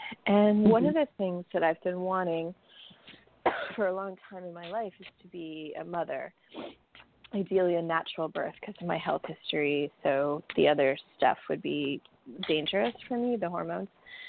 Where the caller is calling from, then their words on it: New York City, New York, United States; Oh, hi, it's … from New York City.